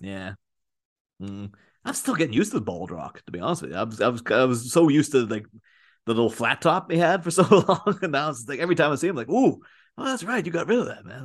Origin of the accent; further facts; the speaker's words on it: near Belfast, Northern Ireland, United Kingdom; moved away as an adult; now in Liverpool, United Kingdom; grew up in Ireland, just down the road from Belfast